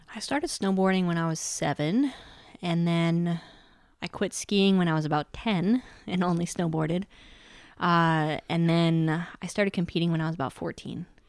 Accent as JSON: {"language": "English", "area": "Mount Snow", "region": "Vermont", "country": "United States", "tie": "born or raised there", "said": "Mount Snow is where I grew up in Vermont."}